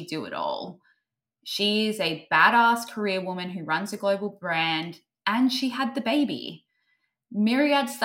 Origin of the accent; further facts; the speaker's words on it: Australia; I'm Australian